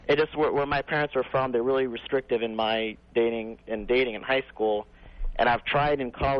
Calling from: Chicago, Illinois, United States; I'm calling from Chicago.

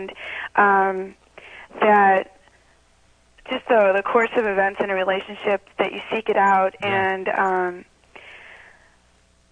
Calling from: Chicago, Illinois, United States; I'm calling from Chicago

